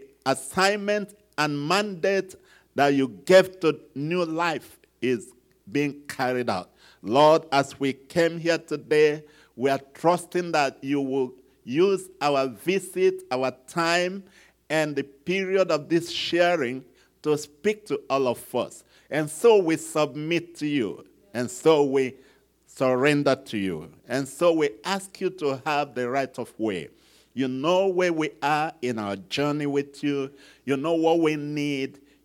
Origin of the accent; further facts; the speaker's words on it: Nigeria; this guy that is from Nigeria